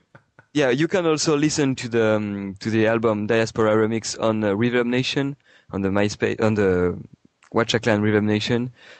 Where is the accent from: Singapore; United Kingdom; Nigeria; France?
France; also born or lived in Marseille; I come from the Alps in France, like the Italian border, and then I moved to Marseille. I mean, my background is French, basically.